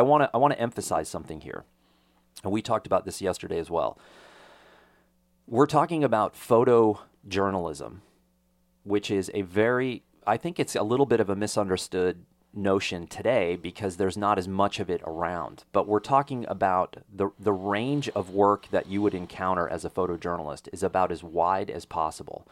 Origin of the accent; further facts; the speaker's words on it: Texas, United States; a Texas public school survivor